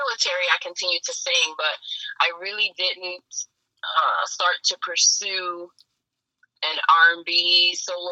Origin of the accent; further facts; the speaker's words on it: New Jersey, United States; moved away as an adult; now in Virginia, United States; I am originally born and raised in New Jersey